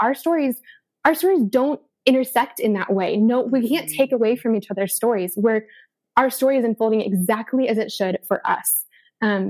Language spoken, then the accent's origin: English; Denver, Colorado, United States; moved away; I'm from Denver